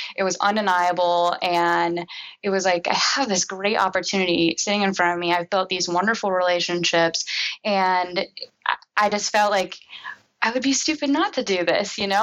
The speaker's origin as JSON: {"language": "English", "town": "Cincinnati", "region": "Ohio", "country": "United States", "tie": "born or raised there", "said": "I'm born raised Cincinnati, went to the University of Cincinnati, go Bearcats"}